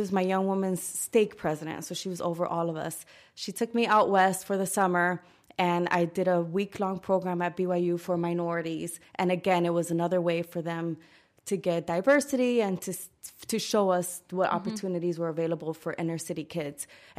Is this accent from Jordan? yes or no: no; Dominican Republic; born there; I was born in the Dominican Republic, and I love to say that because I love to be true to my heritage as much as I can.